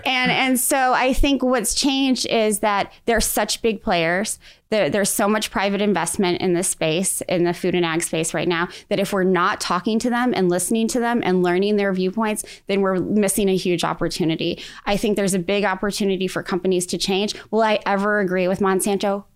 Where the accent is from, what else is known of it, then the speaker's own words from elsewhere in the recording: Defiance, Missouri, United States; growing up in Defiance, Missouri